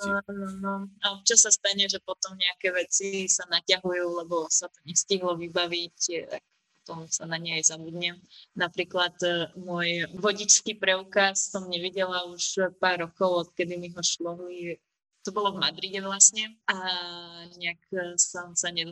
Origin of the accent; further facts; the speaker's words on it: Slovakia; ale ja osobne ich nemám rada, neviem, či som zo Slovenska v tomto